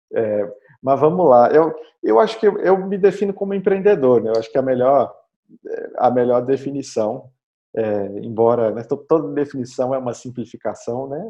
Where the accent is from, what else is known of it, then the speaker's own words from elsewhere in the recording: Belo Horizonte, Minas Gerais, Brazil; eu sou de Belo Horizonte